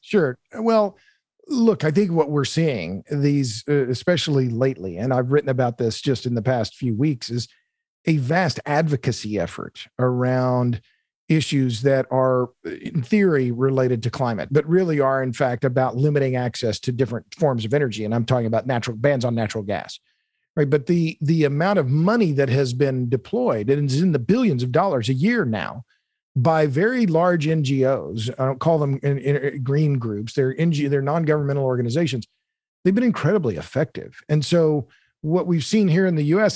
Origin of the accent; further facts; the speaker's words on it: Tulsa, Oklahoma, United States; I'm born and raised in Tulsa, Oklahoma